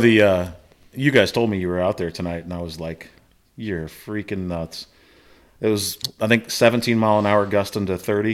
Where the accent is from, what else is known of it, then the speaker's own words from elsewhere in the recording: Fort Wayne, Indiana, United States; moved away as an adult; also born or lived in Minnesota; I grew up in Fort Wayne